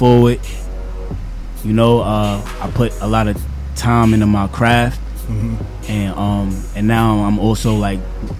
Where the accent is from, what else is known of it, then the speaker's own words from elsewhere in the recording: New York City, New York, United States; I'm from Queens, born and raised.